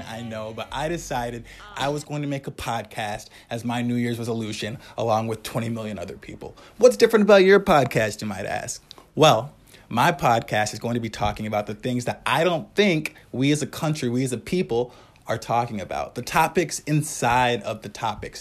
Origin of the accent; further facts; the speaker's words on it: Wisconsin, United States; I'm from Wisconsin